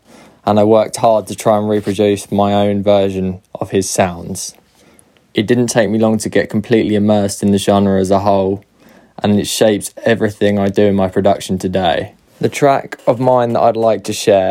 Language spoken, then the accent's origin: English; Essex, East of England, United Kingdom; I'm a producer from Essex